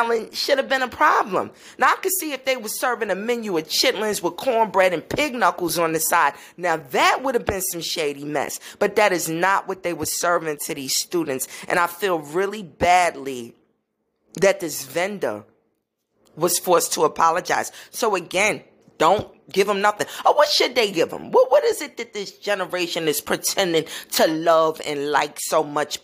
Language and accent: English; New York City, New York, United States; I grew up in Brooklyn, New York, around the Caribbean community, and I've been living here all my life